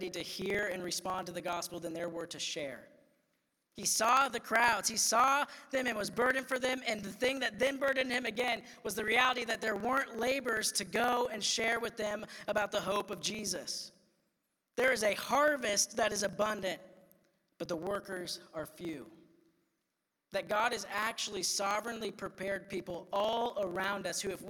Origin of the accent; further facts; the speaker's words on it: Iowa, United States; I'm just like this white kid from Iowa that like grew